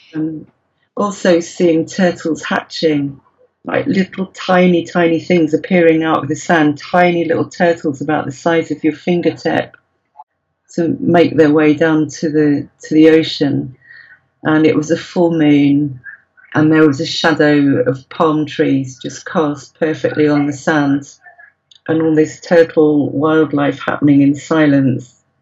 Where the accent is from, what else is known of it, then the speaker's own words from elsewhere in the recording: United Kingdom; you're British